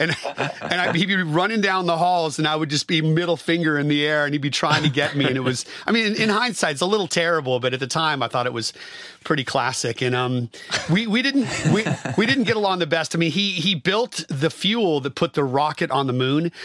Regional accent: Bay Area, California, United States; I grew up in the Bay Area

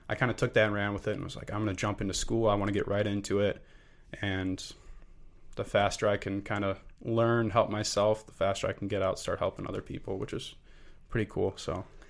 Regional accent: Lake Zurich, Illinois, United States; moved away as an adult; I am from Lake Zurich, Illinois, suburb of Chicago. Um, grew up with an incredible family back home.

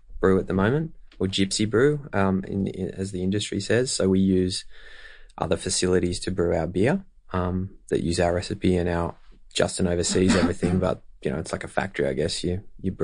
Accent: Australia; also born or lived in New York / London; I'm pretty proud of being Australian

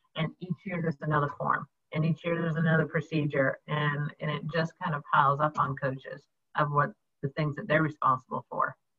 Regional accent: Jacksonville, Florida, United States; also born or lived in New York City / Illinois; I was born in New York City and basically grew up in Jacksonville, Florida

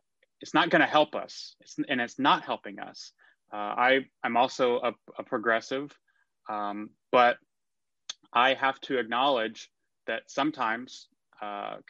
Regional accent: McKinney, Texas, United States; moved away; also born or lived in New York; I am a native Texan. I grew up in McKinney, Texas.

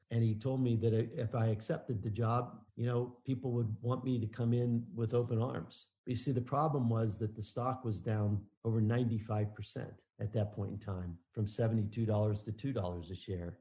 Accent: Pittsburgh, Pennsylvania, United States; I grew up in Pittsburgh.

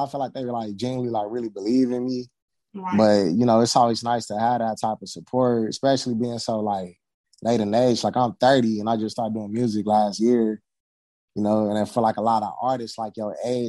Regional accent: Southern California, United States; I'm from California. Yes, I am. Southern California

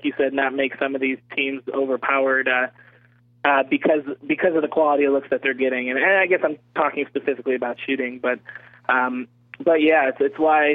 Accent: Cleveland, Ohio, United States; I'm from Cleveland, so I'm obviously a Cleveland guy

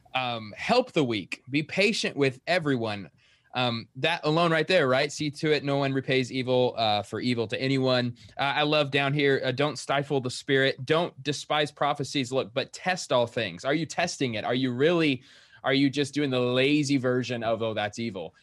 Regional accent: Queen Creek, Arizona, United States; I'm from Queen Creek, Arizona

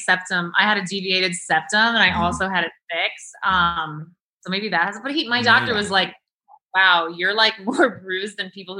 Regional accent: New York City, New York, United States; also born or lived in Connecticut; I'm from Manhattan.

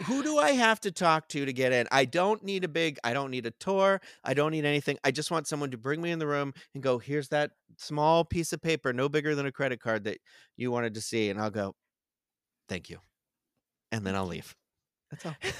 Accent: Carver, Massachusetts, United States; I grew up in Carver, Massachusetts

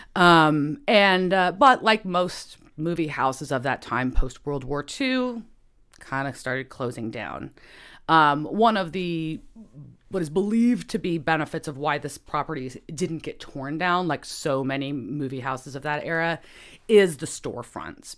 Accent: Bedford, Texas, United States; also born or lived in Dallas, Texas; I grew up in Bedford. So I'm from the suburbs in the middle

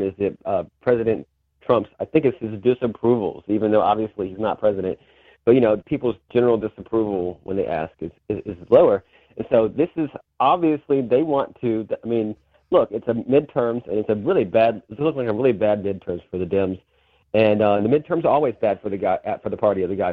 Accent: Virginia, United States; I'm from Virginia

